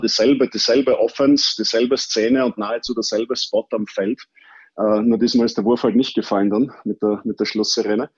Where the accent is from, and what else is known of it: Vienna, Austria; born or raised there